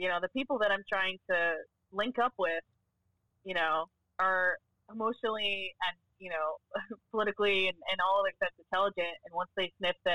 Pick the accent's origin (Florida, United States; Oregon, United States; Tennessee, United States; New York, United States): Florida, United States; I was born and raised in Florida.